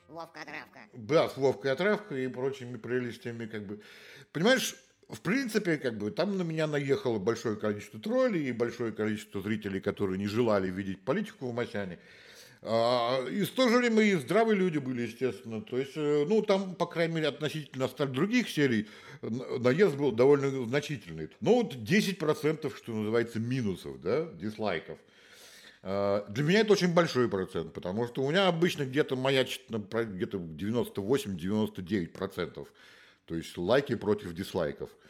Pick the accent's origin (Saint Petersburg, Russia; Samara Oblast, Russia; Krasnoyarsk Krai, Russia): Saint Petersburg, Russia; moved away; я же из Питера